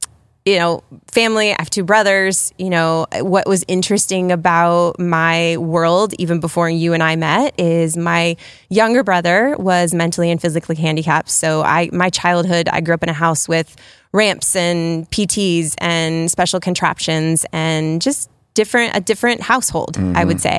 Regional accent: Worthington, United States; So, well, the big piece is we're both from Worthington, born and raised

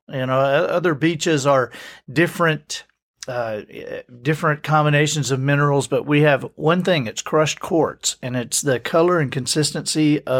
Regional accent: Alabama, United States; And so I grew up moving around Alabama.

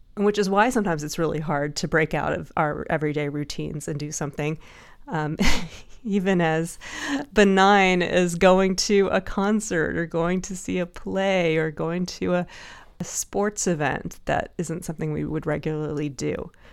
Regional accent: Dallas, Texas, United States; now in San Francisco, United States; I used to be in the Nutcracker Ballet when I was growing up in Dallas

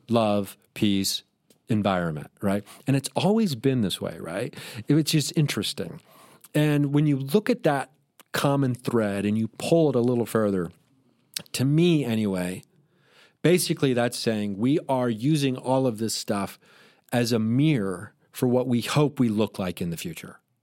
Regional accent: Dayton, Ohio, United States; moved away; I was performing in my hometown, Dayton, Ohio, where I grew up

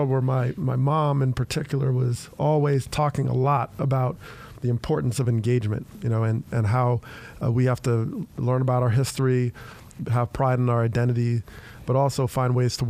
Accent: Teaneck, New Jersey, United States; I grew up in Teaneck, New Jersey, and it's about 6 miles right outside of New York.

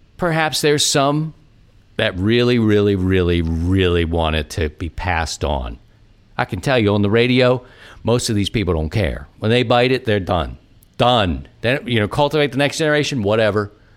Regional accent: Baltimore, Maryland, United States; I'm from Baltimore

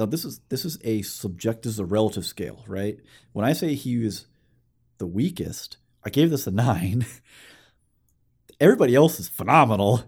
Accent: Alabama, United States; we're from Alabama

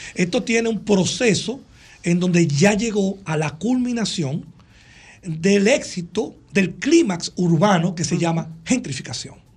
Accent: Santo Domingo, Dominican Republic; nosotros donde yo nací, me crié en el mirador cerca donde vivíamos antes

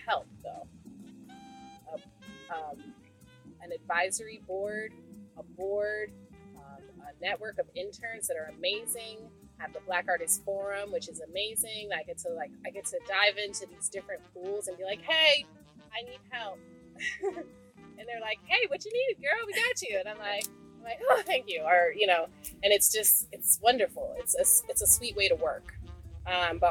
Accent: Portland, Maine, United States; moved away as an adult; I'm from Portland, Maine originally, and I left when I was 18

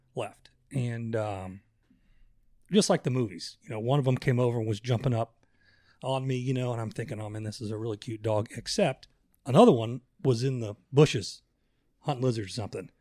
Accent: Orlando, Florida, United States; I grew up in Orlando.

